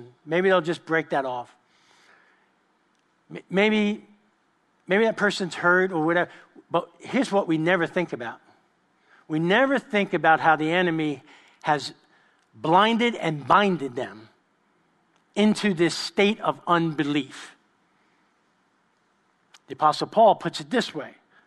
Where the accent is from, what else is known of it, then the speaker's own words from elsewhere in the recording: New York, United States; I grew up with them in East Harlem in New York